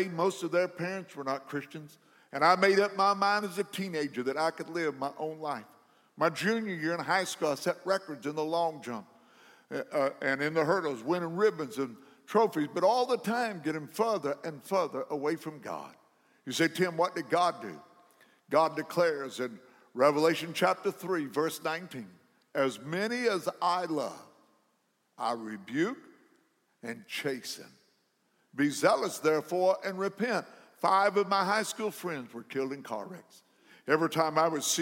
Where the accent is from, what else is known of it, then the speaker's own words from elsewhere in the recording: McLeansboro, Illinois, United States; my hometown, McLeansboro, Illinois